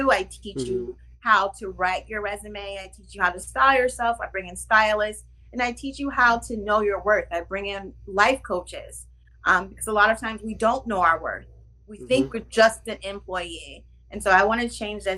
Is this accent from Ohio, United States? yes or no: yes; Ohio, United States; now in New York City, United States; I'm in New York City, but I'm from Ohio